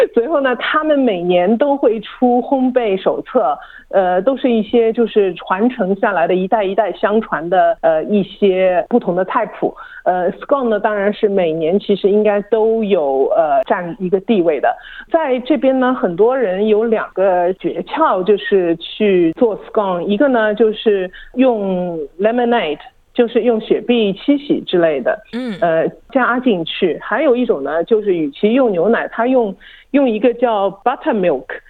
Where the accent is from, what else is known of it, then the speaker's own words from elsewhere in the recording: China; now in Australia; 我们中国人喜欢吃猪油